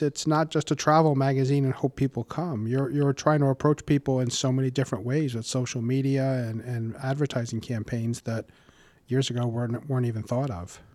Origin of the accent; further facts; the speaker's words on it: Warwick, Rhode Island, United States; I grew up in Warwick and have been a homeowner for over